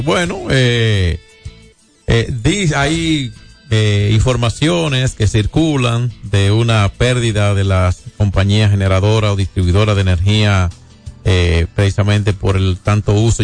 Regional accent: Dominican Republic

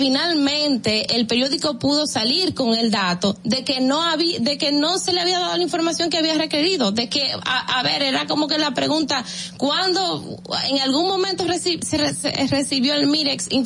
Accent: Dominican Republic; en Nueva York el problema está en que somos los mismos dominicanos los que los que resultamos afectados

